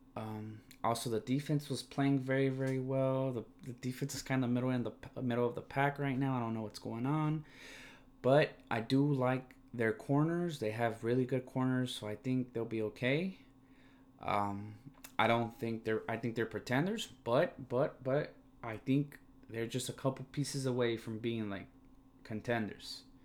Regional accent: California, United States; I'm from California

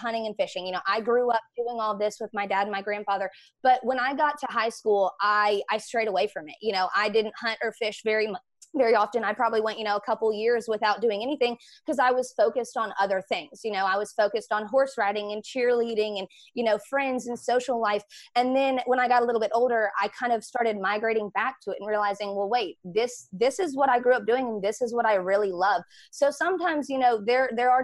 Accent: Memphis, Tennessee, United States; moved away; Memphis is my hometown

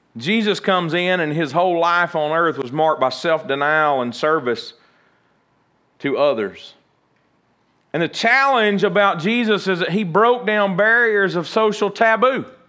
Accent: United States; even as American

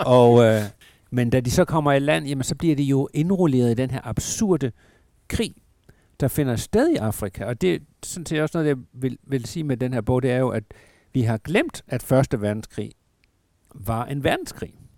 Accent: Southern Jutland, Southern Denmark, Denmark; jeg er opvokset i Sønderjylland

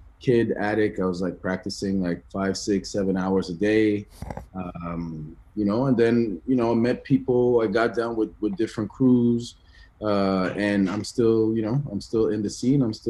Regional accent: Ottawa, Ontario, Canada; born or raised there; also born or lived in Benin

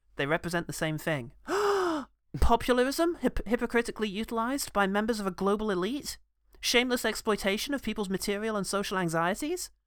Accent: United Kingdom; as a British man

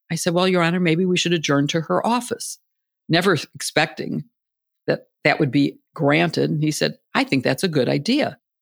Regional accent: Illinois, United States; moved away; I grew up in the Big Ten in Illinois

